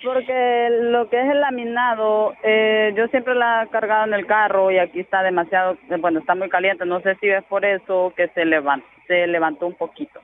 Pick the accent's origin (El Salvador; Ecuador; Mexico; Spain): El Salvador; moved away; Del Salvador